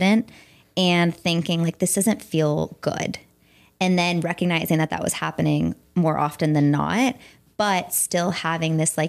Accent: Fremont, California, United States; moved away as an adult; now in Los Angeles, United States; I am from Fremont, California, which is East Bay

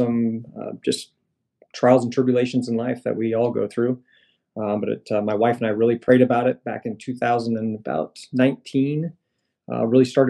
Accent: Orient, Iowa, United States; I'm a Midwest boy. I'm from Iowa. I grew up in a small town in Southwest Iowa called Orient.

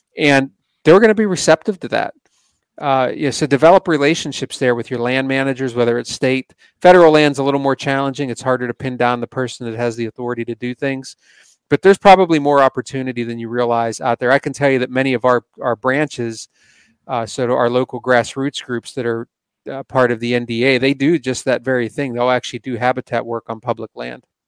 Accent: Pennsylvania, United States; I'm from Pennsylvania, and this is where I grew up hunting

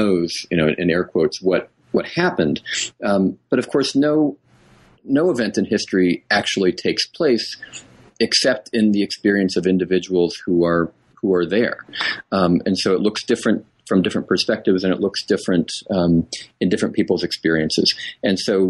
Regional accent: New England, United States; I was raised in New England

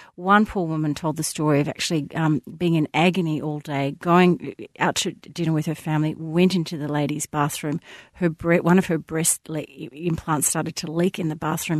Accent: Melbourne, Victoria, Australia; I grew up in the Bayside suburbs

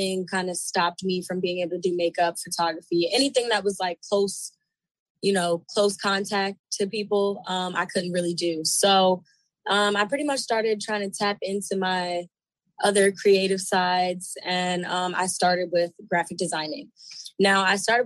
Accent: Baltimore, Maryland, United States; I'm from Baltimore, Maryland. Not really from the city. I'm more like a country girl. But I moved out into the city when I was about, I want to say like 15, 16

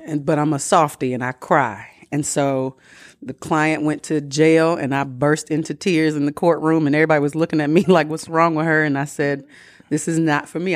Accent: Atlanta, Georgia, United States; I'm from Atlanta

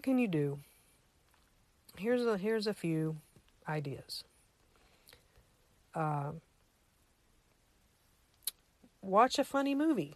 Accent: United States; I'm an American, that I live in a free country

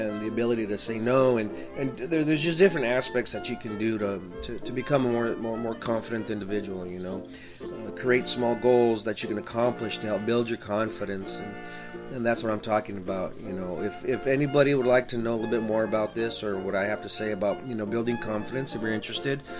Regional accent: El Paso, Texas, United States; now in Washington, United States; I'm originally from El Paso, Texas

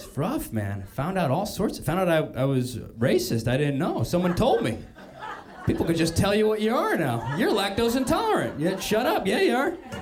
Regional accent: New Haven, Connecticut, United States; I'm from, uh, New Haven

